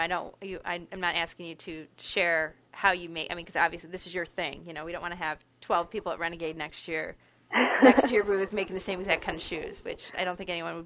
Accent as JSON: {"language": "English", "town": "Detroit", "region": "Michigan", "country": "United States", "moved": "yes", "lives_now": "Grand Rapids, United States", "said": "from Metro Detroit. I live in Grand Rapids now on the west side of the state"}